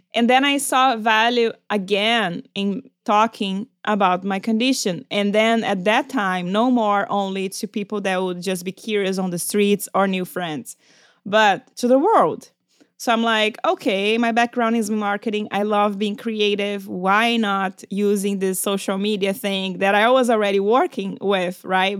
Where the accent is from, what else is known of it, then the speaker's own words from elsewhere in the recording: Brazil; moved away; I'm from Brazil. We are very expressive. And also back when I was a kid, there was no internet.